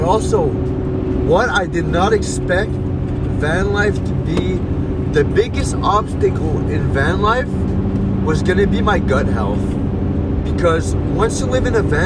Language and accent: English; Petit-Rocher, New Brunswick, Canada; Petit Rocher, New Brunswick. That's in the Bathurst area. It's my hometown